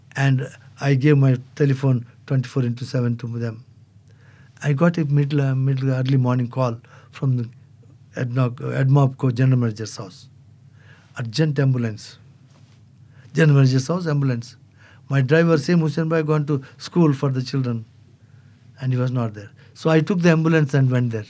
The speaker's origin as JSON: {"language": "English", "country": "India", "moved": "yes", "lives_now": "Abu Dhabi, United Arab Emirates", "said": "as an Indian, I can't have two passports."}